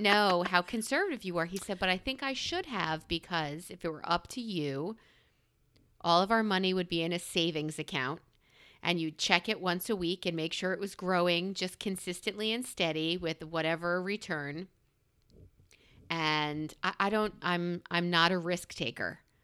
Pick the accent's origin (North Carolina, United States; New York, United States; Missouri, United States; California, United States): New York, United States; I'm a New Yorker.